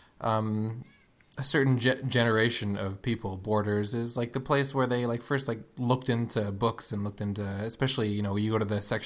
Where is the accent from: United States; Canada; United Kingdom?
United States; South Florida; Doug and I grew up in South Florida, which had one of the only Blockbuster Musics